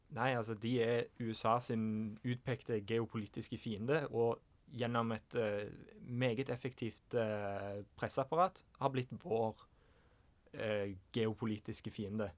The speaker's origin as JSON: {"language": "Norwegian", "country": "Norway", "said": "som nordmann"}